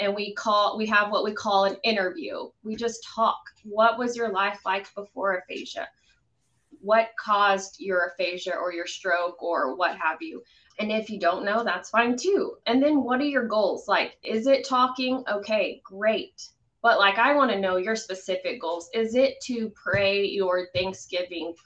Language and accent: English; Midland, Texas, United States; also born or lived in Lubbock, Texas; I happened to move back to my hometown of Midland